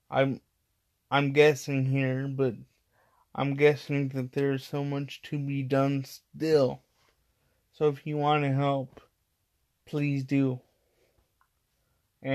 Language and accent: English; Midwest, United States; moved away; I came from the Midwest. That the Midwest is my city. The Midwest is my state. The Midwest is my area